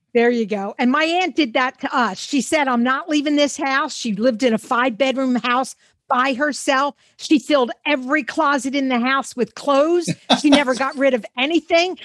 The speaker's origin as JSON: {"language": "English", "town": "Philadelphia", "region": "Pennsylvania", "country": "United States", "tie": "born or raised there", "said": "growing up in Mount Airy, Philadelphia"}